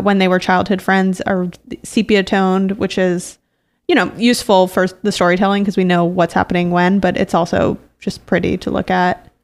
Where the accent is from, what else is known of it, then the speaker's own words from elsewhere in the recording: Brookline, Massachusetts, United States; also born or lived in Cambridge, Massachusetts; I moved from Cambridge to Brookline, Massachusetts when I was between second and third grade